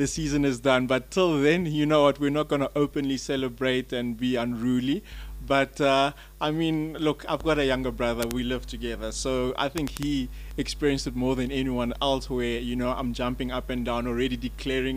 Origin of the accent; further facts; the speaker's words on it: South Africa; moved away; I'm a South African